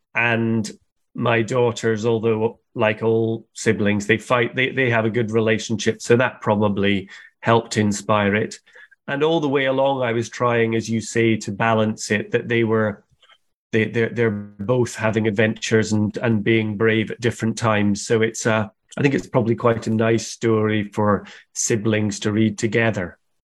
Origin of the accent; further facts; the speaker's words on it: Scotland, United Kingdom; where I grew up in Scotland in the countryside, our house was surrounded by big forests